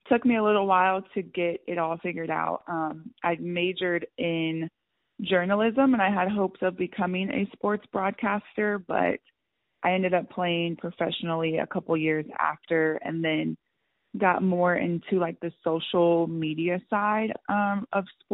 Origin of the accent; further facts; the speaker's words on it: Georgia, United States; I grew up in Georgia. I'm a Southern girl